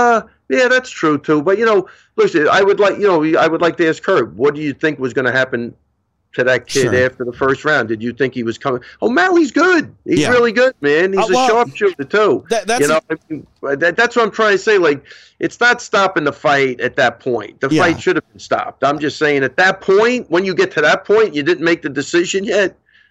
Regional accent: Missouri, United States; You know, I'm from Missouri. You got to show me.

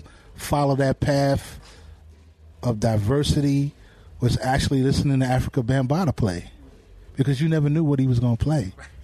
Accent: New York City, New York, United States; growing up in Hollis

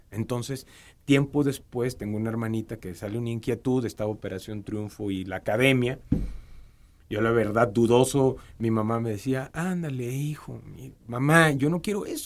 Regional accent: Ciudad Madero, Tamaulipas, Mexico; accent: norteño; moved away as an adult; also born or lived in Tampico; now in Mexico City, Mexico; yo soy de Ciudad Madero, Tampico, Tamaulipas.

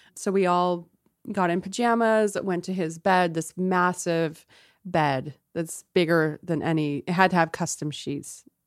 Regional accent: San Diego, California, United States; I'm from San Diego

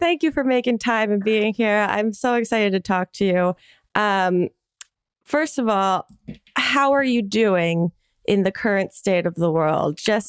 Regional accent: New Jersey, United States; I'm from New Jersey, across the bridge from Philadelphia.

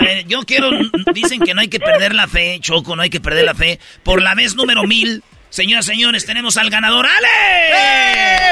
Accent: Mexico; los mexicanos somos únicos

